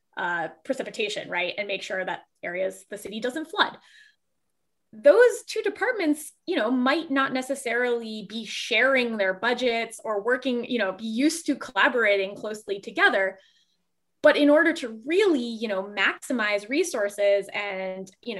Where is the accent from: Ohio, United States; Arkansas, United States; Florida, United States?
Florida, United States; Fort Lauderdale; I grew up in South Florida, right. In Southeast Florida, Fort Lauderdale, Florida.